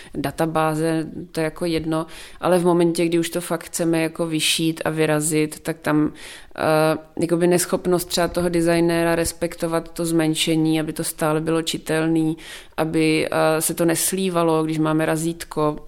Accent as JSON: {"language": "Czech", "region": "South Moravian Region", "country": "Czechia", "said": "jsem z Jižní Moravy"}